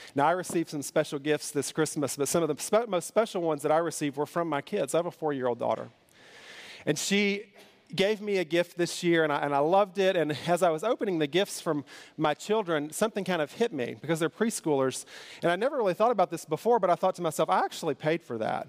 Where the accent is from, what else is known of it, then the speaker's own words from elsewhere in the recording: Kentucky, United States; I'm from Kentucky